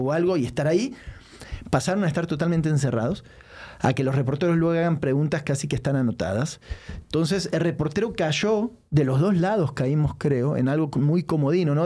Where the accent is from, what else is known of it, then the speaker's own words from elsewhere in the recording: Mexico; como mexicano